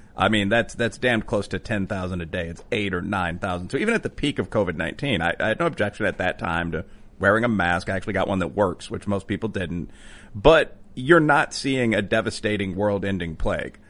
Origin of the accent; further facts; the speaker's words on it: Chicago, Illinois, United States; also born or lived in Wicker Park, Chicago; I was born in the Bridgeport area of the city